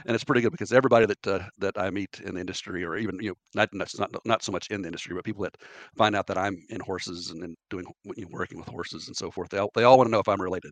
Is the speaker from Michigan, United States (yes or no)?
no; Lexington, Kentucky, United States; growing up in Lexington